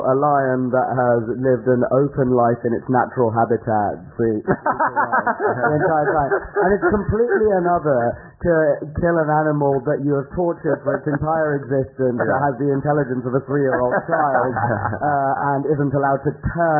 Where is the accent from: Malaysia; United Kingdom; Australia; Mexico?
United Kingdom; as a British person